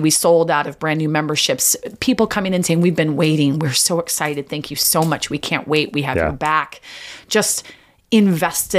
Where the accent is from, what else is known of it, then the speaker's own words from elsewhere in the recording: Snohomish, Washington, United States; also born or lived in Lake Stevens; I was from Snohomish, right? So I stayed in Snohomish and Lake Stevens.